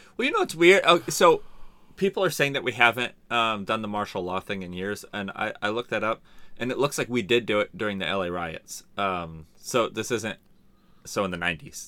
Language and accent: English; San Diego, California, United States; also born or lived in La Mesa / Hemet / Santee; I grew up in San Diego and, and Hemet.